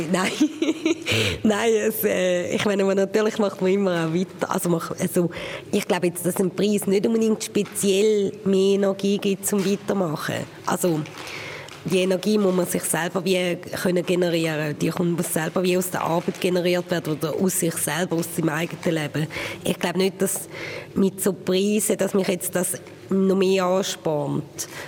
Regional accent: Graubünden, Switzerland; aber so als Bündnerin auch akzeptiert zu werden, oder? Das ist schon noch speziell.

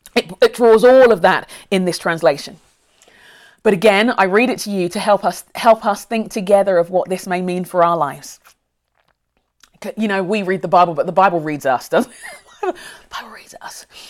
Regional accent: London, United Kingdom; now in Minneapolis, United States; I grew up near Brixton

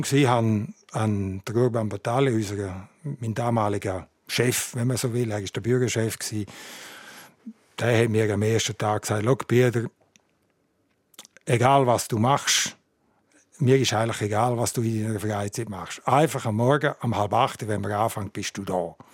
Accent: Graubünden, Switzerland; Und ich bin in Nilans aufgewachsen und habe Kindergarten alle Schulen auf Deutsch gemacht.

